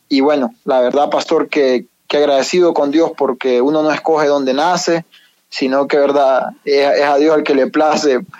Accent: San Pedro Sula, Cortés, Honduras; Bueno, vengo de, de, Honduras, yo soy hondureño, de la ciudad de San Pedro Sula.

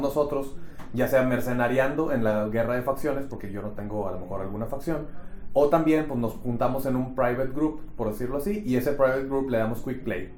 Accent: Monterrey, Nuevo León, Mexico; yo soy de Monterrey también

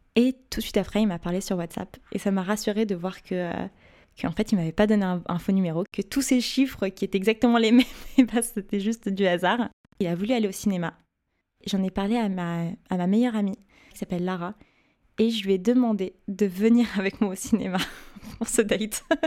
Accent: Paris, Île-de-France, France; j'ai passé toute ma vie à Paris, j'ai grandi à Paris, fait ma scolarité à Paris, donc je suis une, pure euh, parisienne, euh, pure souche

